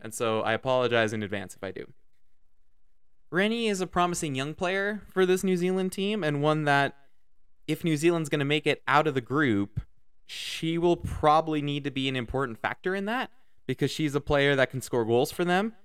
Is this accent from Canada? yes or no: yes; Canada; Canada, my home country where I live